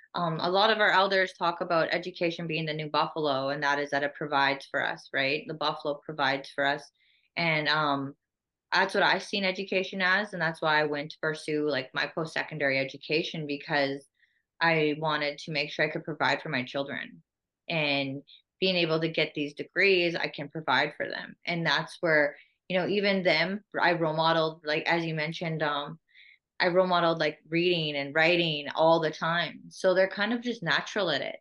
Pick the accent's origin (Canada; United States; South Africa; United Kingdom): Canada; Saskatoon, Saskatchewan; also born or lived in Whitecap Dakota Nation; I grew up here in in Whitecap and Saskatoon, back and forth from the res to the city